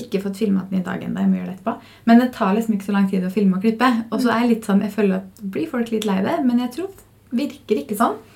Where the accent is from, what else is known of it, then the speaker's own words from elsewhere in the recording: Fredrikstad, Østfold, Norway; moved away; Jeg var jo hjemme i Fredrikstad